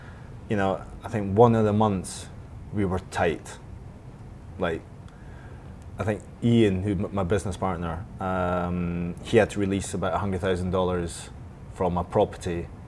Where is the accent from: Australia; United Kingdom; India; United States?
United Kingdom; I'm British, I need to go.